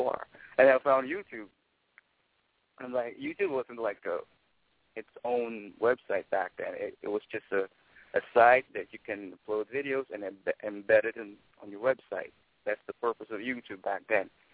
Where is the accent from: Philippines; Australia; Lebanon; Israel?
Philippines; Manila, Metro Manila; moved away as an adult; now in New York, United States; I was born and raised in Manila, in Tondo